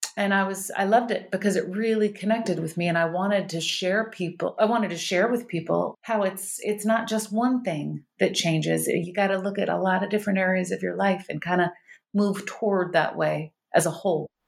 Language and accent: English; Starkville, Mississippi, United States; now in California, United States; I was raised in the South, and I had, we were raised, actually, I had the hippie parents. So we were raised vegan in the South